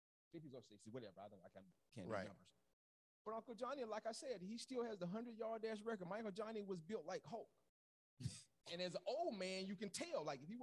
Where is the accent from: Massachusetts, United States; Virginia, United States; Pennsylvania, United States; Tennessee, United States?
Tennessee, United States; Nashville; also born or lived in Mississippi; Yeah, hey, I grew up in Nashville.